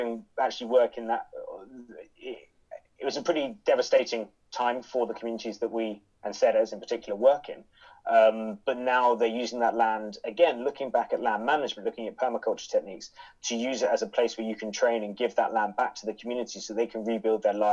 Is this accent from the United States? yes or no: no; United Kingdom; As a British person